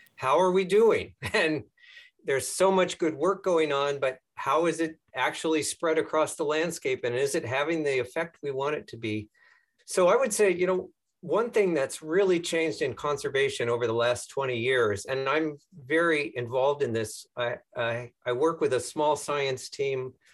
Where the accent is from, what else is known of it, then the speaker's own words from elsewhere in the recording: south of Denver, Colorado, United States; I grew up in Colorado, um, south of Denver, out on the prairies